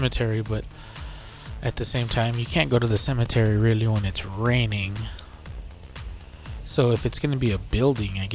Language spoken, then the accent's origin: English; Texas, United States; we're from Texas